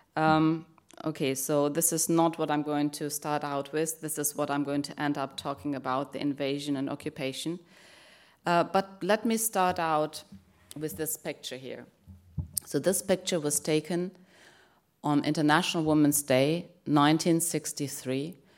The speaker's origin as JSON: {"language": "English", "country": "Germany", "tie": "born or raised there", "moved": "yes", "said": "I grew up in Germany"}